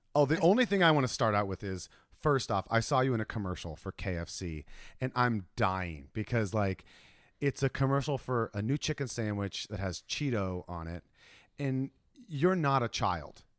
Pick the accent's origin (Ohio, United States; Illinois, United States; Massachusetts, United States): Ohio, United States; now in California, United States; I'm from Ohio